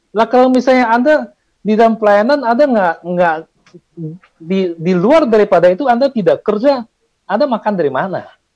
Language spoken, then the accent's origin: Indonesian; Medan, North Sumatra, Indonesia; Saya orang Medan, bukan orang Kudus